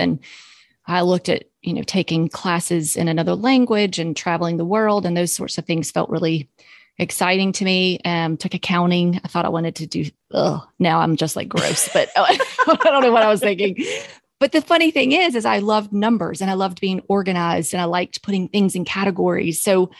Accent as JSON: {"language": "English", "region": "Southern United States", "country": "United States", "said": "I'm from the South. But I don't drink sweet tea at all. I used to when I grew up drinking sweet tea"}